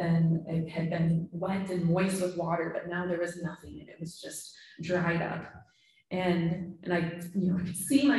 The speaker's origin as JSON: {"language": "English", "region": "Minnesota", "country": "United States", "also_born_or_lived": "Michigan", "moved": "as an adult", "said": "We're both from Minnesota, but we lived in Michigan for 10 years and finally came back during COVID"}